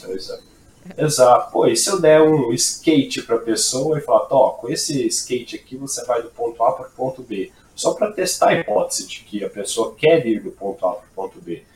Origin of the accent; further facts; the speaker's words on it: Brazil; accent: caipira; esse sotaque britânico lindo deu para notar que eu sou caipira do interior.